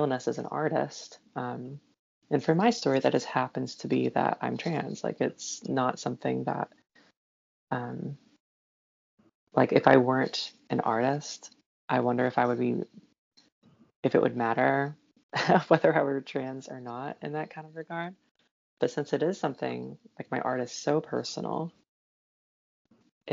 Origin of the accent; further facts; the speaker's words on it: Knoxville, Tennessee, United States; moved away as an adult; now in Indianapolis, United States; I grew up near Knoxville, Tennessee